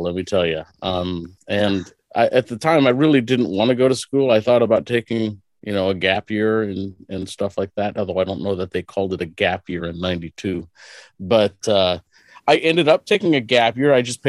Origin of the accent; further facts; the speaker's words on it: Hartington, Nebraska, United States; I was born and raised. I grew up in a remodeled country schoolhouse on the top of a hill.